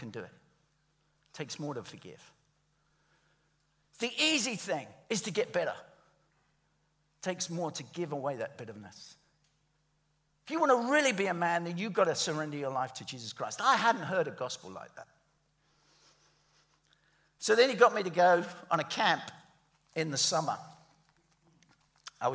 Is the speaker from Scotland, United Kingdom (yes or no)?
no; London, United Kingdom; I'm from the East End of London